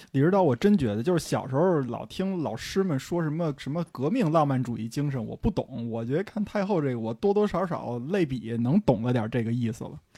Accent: Beijing, China; 我作为一个土生土长的北京人啊

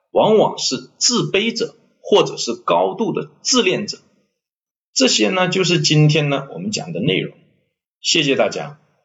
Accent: China; 我们中国人

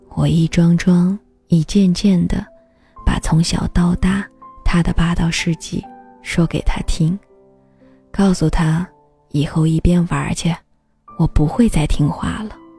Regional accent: China; 在我们中国

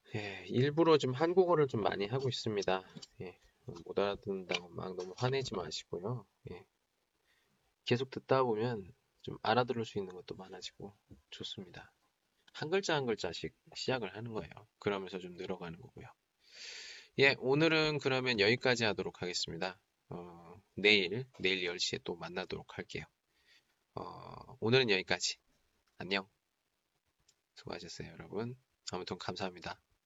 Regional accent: South Korea; moved away as an adult; now in China; 저는 한국 사람이고

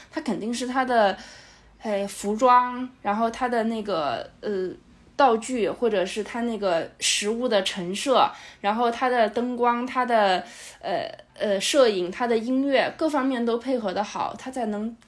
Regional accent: China; 我们中国人

